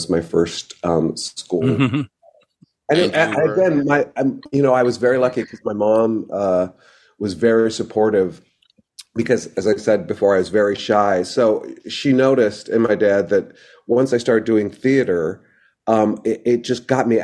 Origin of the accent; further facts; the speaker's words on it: Idaho, United States; I was growing up in Idaho at the time